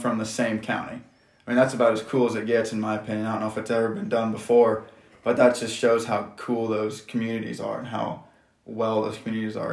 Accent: Johnson, Nebraska, United States; I'm from Johnson, Nebraska. I graduated from Johnson Brock in 2017

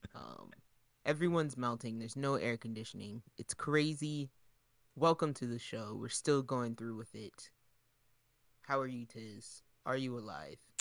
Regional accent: Delaware, United States; we're from Delaware

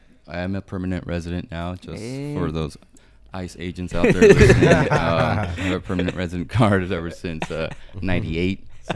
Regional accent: Palm Springs, California, United States; also born or lived in Guadalajara, Mexico; Well, I'm from Guadalajara, born in Guadalajara, but I landed here in Palm Springs when I was 5 years old, and I've been in the Valley ever since.

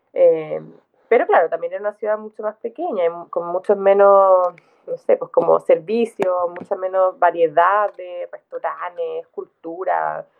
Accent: Santiago, Santiago Metropolitan Region, Chile; moved away as an adult; also born or lived in southern Chile / England; now in Valdivia, Chile; yo crecí en Santiago, crecí mm. la mitad del tiempo en el sur, la mitad del tiempo en Santiago, pero yo fui al, fui al colegio en Santiago

